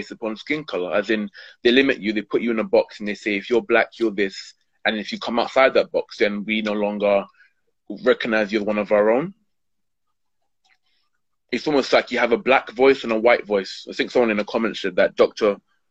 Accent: London, United Kingdom; born and brought and brought up in Hackney

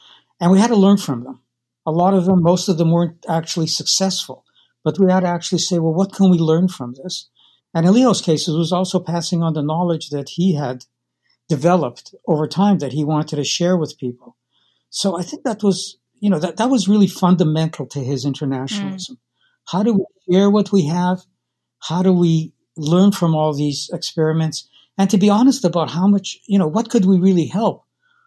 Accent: Winnipeg, Manitoba, Canada; We grew up in North End, Winnipeg, which was really formative

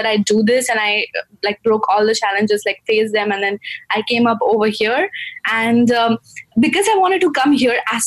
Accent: Gujarat, India; moved away as an adult; now in United States; I'm from Gujarat

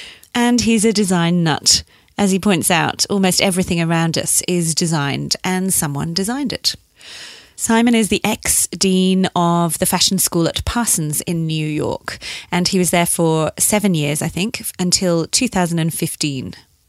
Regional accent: Leeds, Yorkshire and the Humber, United Kingdom; He's fabulous. But I'm from Leeds.

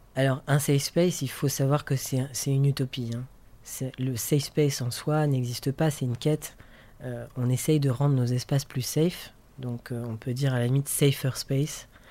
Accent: France; moved away as an adult; now in Brussels, Belgium; je suis français, j'habite à Bruxelles depuis 7 ans.

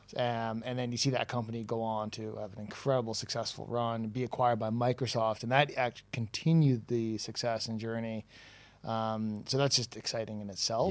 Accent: Toronto, Ontario, Canada; accent: Toronto; moved away as an adult; now in Dublin, Ireland; my accent is from Toronto

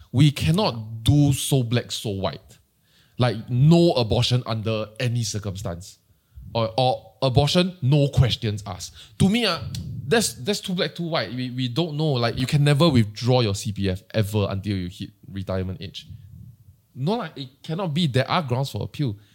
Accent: Singapore; As a Singaporean, you can voice any form of your opinion.

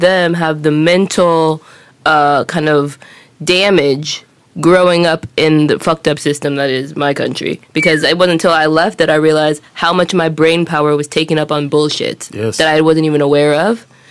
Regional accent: Los Angeles, California, United States; moved away; I come from Los Angeles, which is a huge city, and in the United States, I moved to some smaller cities to go to college

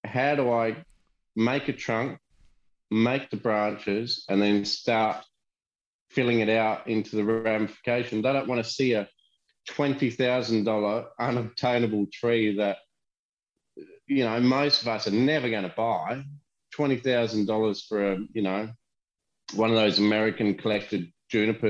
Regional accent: Australia

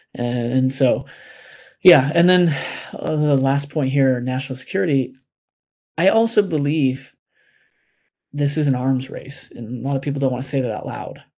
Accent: United States; as American people

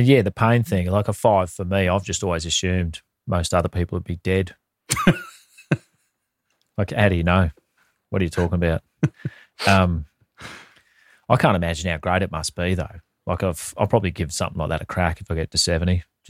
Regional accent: Sydney, New South Wales, Australia; Sydney, Australia. Wow. My hometown, yes.

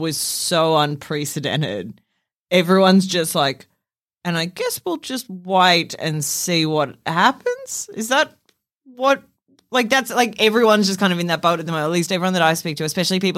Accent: Australia; as an Australian

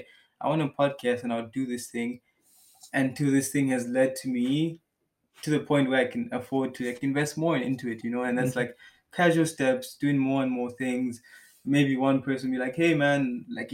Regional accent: Malawi; now in Germany; I come from Malawi

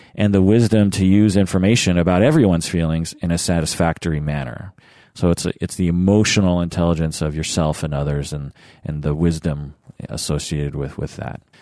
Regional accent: Seattle, Washington, United States; growing up in Seattle myself

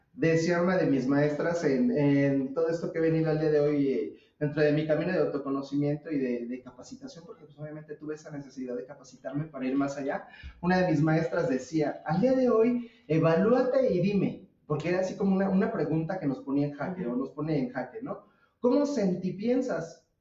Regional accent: Mexico; nosotros en México

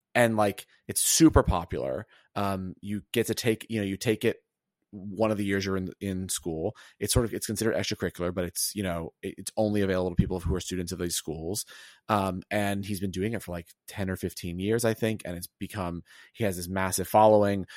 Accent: the South, United States; now in New York, United States; I'm from the South

